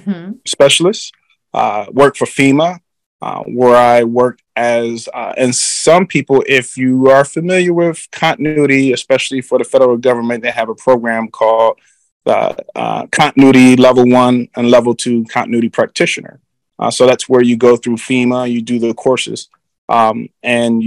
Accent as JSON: {"language": "English", "town": "Philadelphia", "region": "Pennsylvania", "country": "United States", "tie": "born or raised there", "moved": "as an adult", "said": "I grew up in the cities of Philadelphia, a city of brotherly love"}